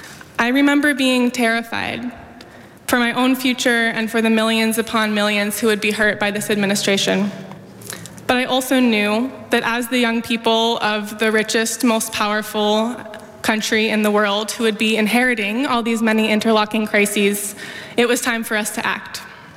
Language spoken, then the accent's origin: English; Oakland, California, United States; I grew up in Oakland, and I've lived here for most of my life.